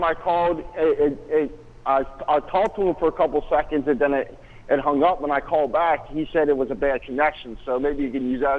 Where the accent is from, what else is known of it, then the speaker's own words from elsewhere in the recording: Delaware County, Pennsylvania, United States; also born or lived in Dundalk, Maryland; I'm actually originally from Delaware County.